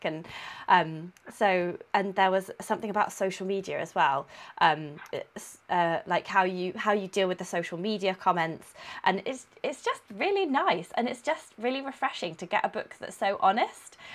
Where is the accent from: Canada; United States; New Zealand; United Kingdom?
United Kingdom; Coventry, West Midlands; moved away; I'm from Coventry, so Anna stayed with my parents